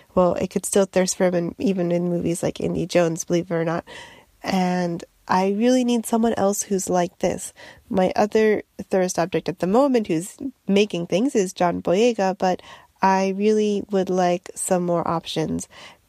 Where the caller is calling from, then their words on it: Japan; Hi, Bim and Nicole. This is …. I'm sending this from Japan